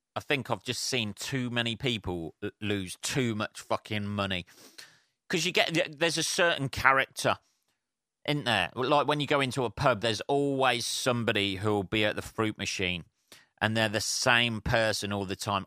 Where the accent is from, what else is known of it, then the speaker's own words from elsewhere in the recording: England, United Kingdom; I'm English